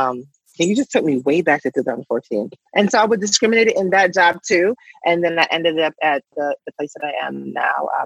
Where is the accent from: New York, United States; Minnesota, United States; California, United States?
New York, United States; New York City; now in New Jersey, United States; I grew up in Bushwick in an area where if you went this way, you were in Bi-Stuy